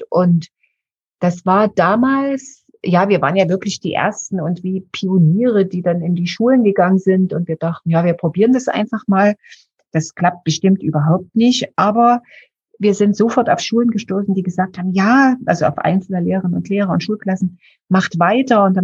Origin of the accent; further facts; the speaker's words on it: Dresden, Saxony, Germany; Also ich bin in Dresden geboren, bin dort aufgewachsen, fünfköpfige Familie, also drei Geschwister.